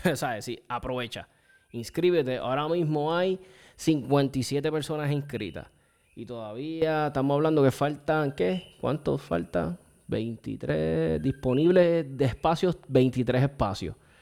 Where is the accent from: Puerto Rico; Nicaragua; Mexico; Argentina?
Puerto Rico; como boricuas